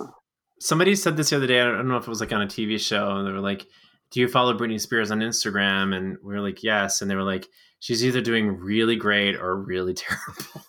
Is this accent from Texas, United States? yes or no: yes; Southeast Texas, United States; moved away; I grew up near Louisiana. I'm from Southeast Texas.